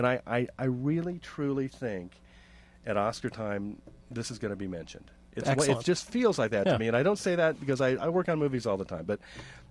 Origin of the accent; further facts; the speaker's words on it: Ontario, California, United States; when I was a little kid, I was from Ontario, California. Both my beautiful wife, Rose, and I are from Ontario.